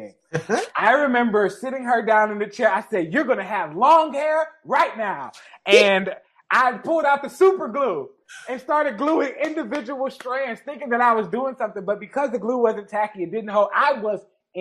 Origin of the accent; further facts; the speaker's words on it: Detroit, Michigan, United States; I'm from the Jeffrey Projects of Detroit. I literally grew up. We were the poorest people in the project.